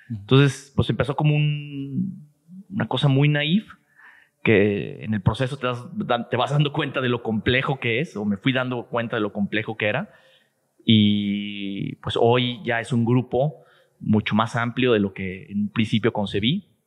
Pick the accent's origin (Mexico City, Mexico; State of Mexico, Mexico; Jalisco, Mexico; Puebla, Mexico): Jalisco, Mexico; Guadalajara; Sí, soy tapatío 100%.